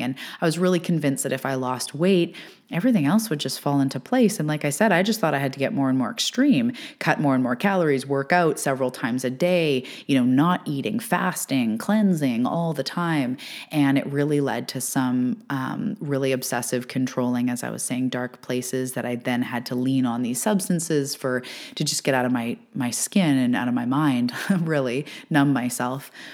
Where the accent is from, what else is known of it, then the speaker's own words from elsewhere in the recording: Canada; I am a Canadian living on the West west coast of Canada